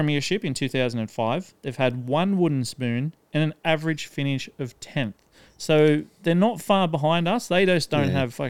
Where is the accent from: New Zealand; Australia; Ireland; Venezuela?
Australia; Gosford, New South Wales; born there; in Gosford and I hate the fucking Mariners.